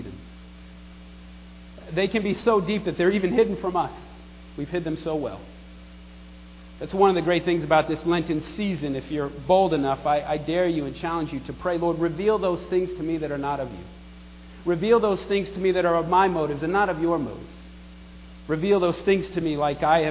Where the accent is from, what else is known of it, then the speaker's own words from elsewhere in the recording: New York, United States; I was a little troubled living in New York and growing up in New York